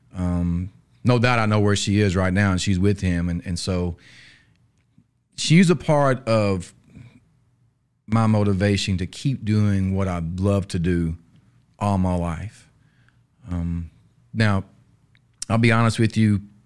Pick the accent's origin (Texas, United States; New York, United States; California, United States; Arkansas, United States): Arkansas, United States; North Little Rock; born and raised in North Little Rock, Arkansas